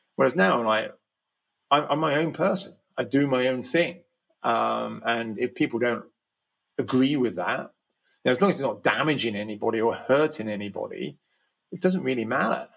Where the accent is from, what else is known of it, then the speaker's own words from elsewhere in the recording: Slough, South East England, United Kingdom; I grew up in Slough